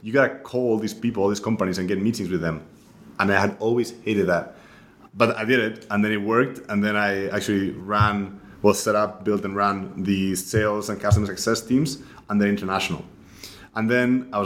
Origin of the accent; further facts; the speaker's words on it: Spain; moved away as an adult; also born or lived in Munich; now in New York, United States; I'm originally from Spain, so I grew up there